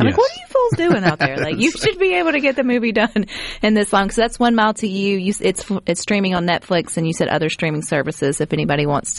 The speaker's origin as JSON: {"language": "English", "town": "Terry", "region": "Mississippi", "country": "United States", "tie": "born or raised there", "also_born_or_lived": "Brandon, Mississippi", "said": "I am from Brandon and I grew up in Terry"}